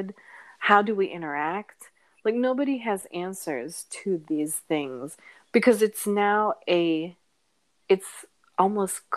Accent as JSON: {"language": "English", "country": "United States", "tie": "born or raised there", "said": "my parents are Filipino immigrants, and I was born in the States"}